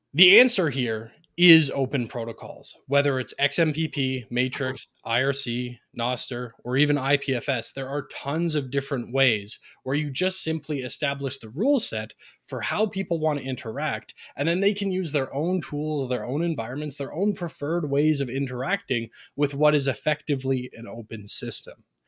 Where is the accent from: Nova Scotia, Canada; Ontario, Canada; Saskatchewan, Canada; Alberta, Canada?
Ontario, Canada; I'm a Canadian, as has been mentioned, born and raised in Ontario, Canada